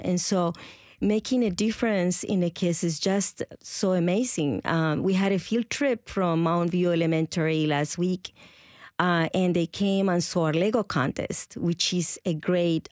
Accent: Colombia; first language Spanish; English is a second language; moved away as an adult; now in Nashville, United States; I come from Colombia originally, and I've been in the States for about 33 years

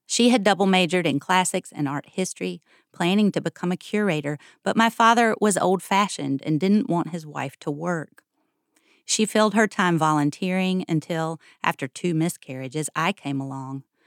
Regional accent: Greensboro, North Carolina, United States; I grew up in Greensboro.

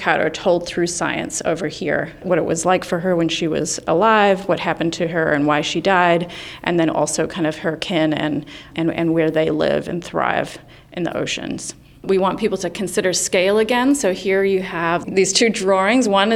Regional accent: New Zealand; moved away; I hail from New Zealand

